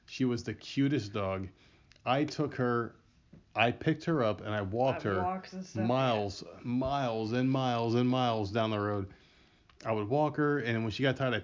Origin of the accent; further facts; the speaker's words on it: New Jersey, United States; I'm from Jersey, man. I'm from Jersey